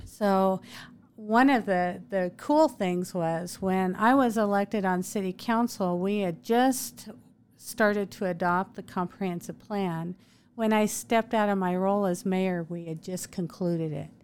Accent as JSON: {"language": "English", "town": "Moscow", "region": "Idaho", "country": "United States", "tie": "born or raised there", "moved": "as an adult", "lives_now": "Meridian, United States", "said": "I grew up in Moscow in northern Idaho"}